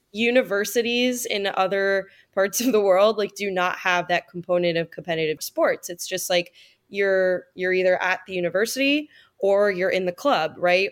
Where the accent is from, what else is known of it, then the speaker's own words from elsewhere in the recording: United States; when I was growing up in the United States